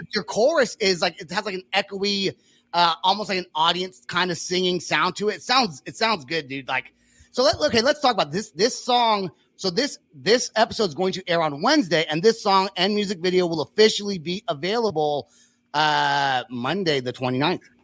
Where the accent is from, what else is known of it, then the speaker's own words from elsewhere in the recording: Bay Area, California, United States; now in Oklahoma, United States; I'm from California. I'm from the Bay Area